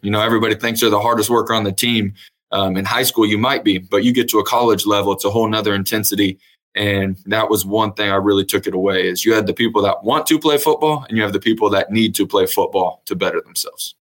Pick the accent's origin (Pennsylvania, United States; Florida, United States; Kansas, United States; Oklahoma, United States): Kansas, United States; Emporia; moved away as an adult; now in Edmond, United States; I was originally born and raised in Emporia, Kansas. Uh, grew up there, went to high school at Emporia High